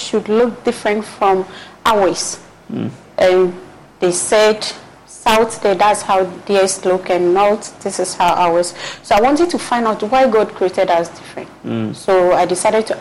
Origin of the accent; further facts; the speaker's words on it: Upper West, Ghana; I'm from Upper West